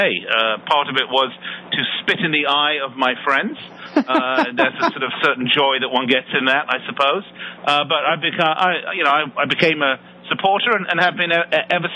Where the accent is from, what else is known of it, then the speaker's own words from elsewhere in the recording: London, United Kingdom; I was born and raised in London